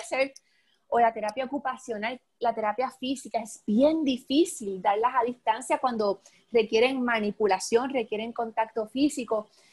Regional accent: Adjuntas, Puerto Rico; cerca de donde yo soy, eh, de Adjunta

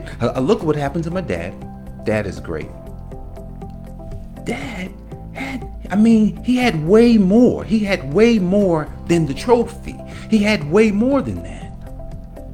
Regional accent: Newark, New Jersey, United States; moved away; growing up in Newark, New Jersey

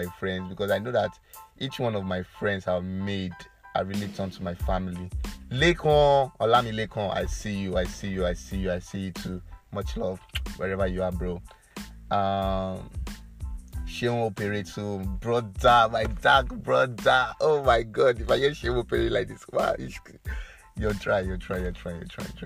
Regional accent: Edo, Nigeria; I'm from Edo State, a lot of people that know me will know that I'm from Edo State.

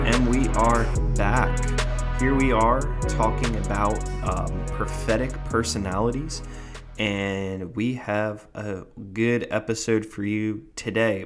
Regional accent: New Jersey, United States; I am from Jersey

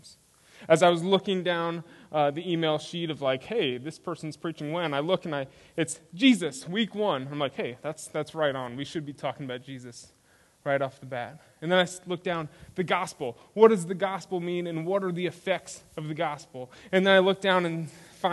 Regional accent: Spring, Texas, United States; moved away as an adult; also born or lived in Minnesota; now in Leander, United States; I grew up in Spring, Texas, which is in northwest Houston

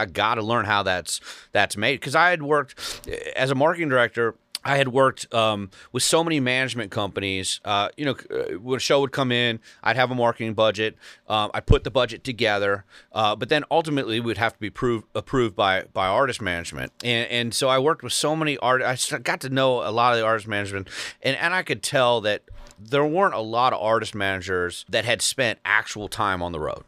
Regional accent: Cincinnati, Ohio, United States; now in Brentwood, Tennessee, United States; born and raised in Cincinnati

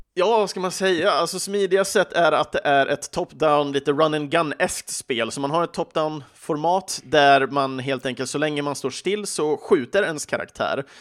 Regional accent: Sweden; i Sverige pratar vi inte så ofta på engelska med våra vänner

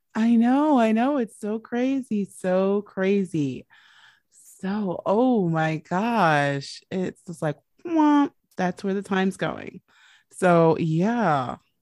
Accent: United States; I'm the American

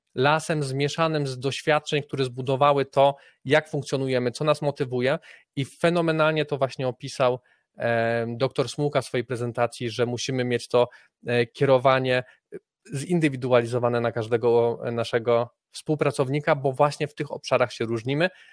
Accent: Poland

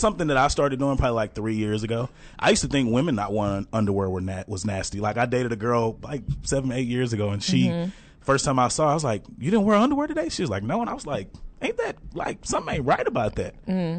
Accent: Texarkana, United States; now in Dallas, United States; I'm from Texarkana.

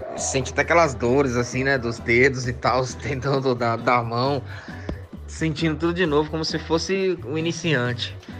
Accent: São Paulo, Brazil; somos aqui do Fundão, Zona Leste, né? A gente é do gueto

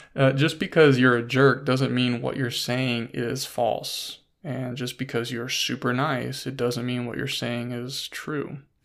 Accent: United States; growing up in the United States of America

